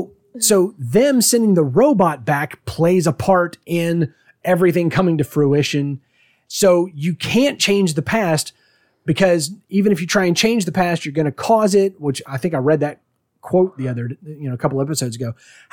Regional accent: United Kingdom; I'm a British man doing a Southern accent.

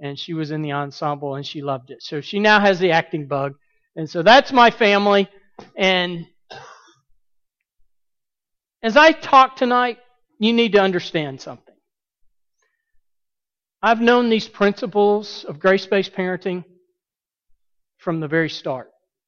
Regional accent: Birmingham, Alabama, United States; moved away as an adult; also born or lived in Montgomery, Alabama / St. Louis, Missouri / Southern California; now in Atlanta, United States; I grew up in Birmingham. I've been a pastor in Montgomery, Alabama, St. Louis, Missouri, and now I'm here in Atlanta, Georgia. But Birmingham is what I call home.

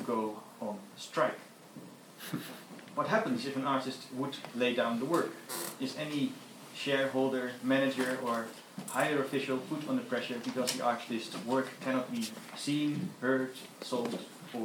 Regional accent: Netherlands; I'm from the Netherlands

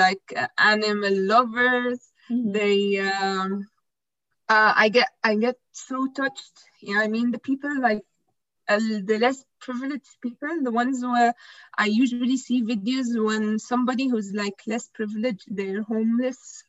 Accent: Egypt; I'm from Egypt.

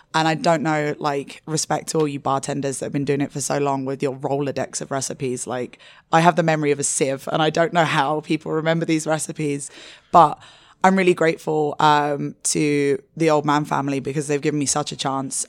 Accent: London, United Kingdom; moved away as an adult; also born or lived in Asia; I'm originally from London, and I moved to Asia when I was twenty-four

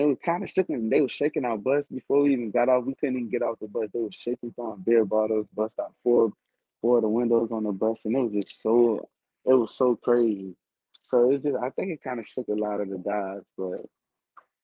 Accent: Miami, Florida, United States; moved away; coming home and playing in my hometown.

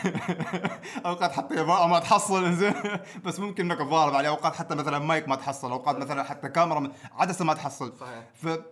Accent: Oman; نحن ترى كعماني

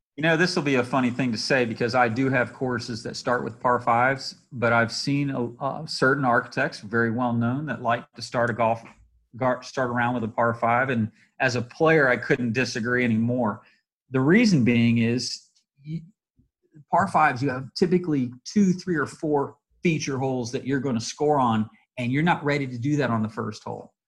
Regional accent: Atlanta, Georgia, United States; it's nice to work in my home state. We're working in Valdosta

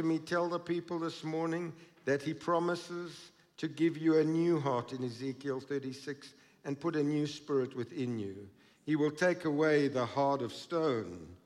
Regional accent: Krugersdorp, Gauteng, South Africa; growing up in Krugersdorp

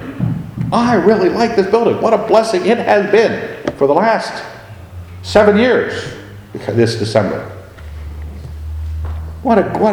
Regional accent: Scotland, United Kingdom; I am a Scot.

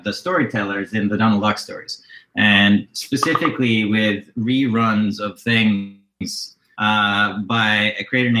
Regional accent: Norway; amongst the ones that I took particular interest to growing up in Norway at the time were, some of the ones that were coming out of the United States

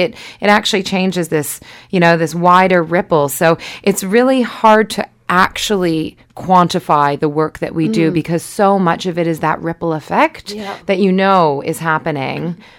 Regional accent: Canada; now in Wellington, New Zealand; Canada. Yeah.

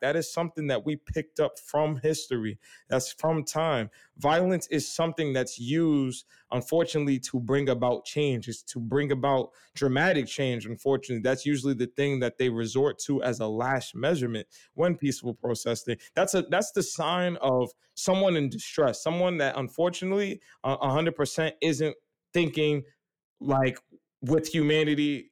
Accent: New York City, New York, United States; growing up on Staten Island

